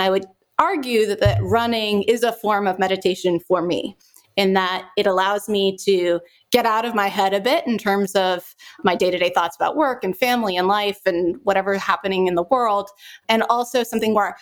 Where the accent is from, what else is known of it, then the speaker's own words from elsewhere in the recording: Pasadena, California, United States; I'm from Pasadena